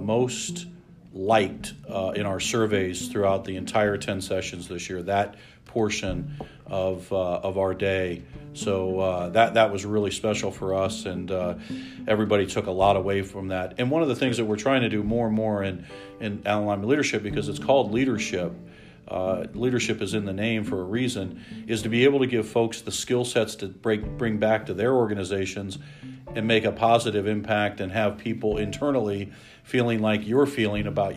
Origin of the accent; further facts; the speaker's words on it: Lima, Ohio, United States; I always thought I knew every single person in Lima, you know, growing up in Lima